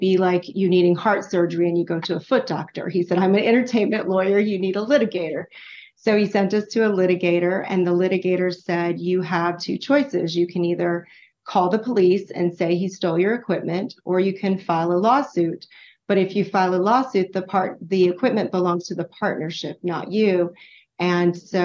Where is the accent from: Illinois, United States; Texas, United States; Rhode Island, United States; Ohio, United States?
Texas, United States; now in New Jersey, United States; I lived in born and raised in Texas